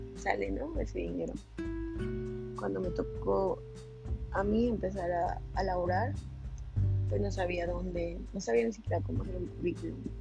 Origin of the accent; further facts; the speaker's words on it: Morelos, Mexico; yo soy de Morelos, de un municipio que se llama Jotlán